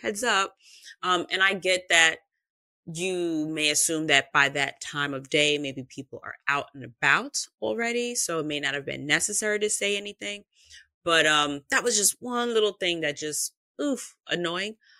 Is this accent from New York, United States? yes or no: yes; New York, United States; I am from New York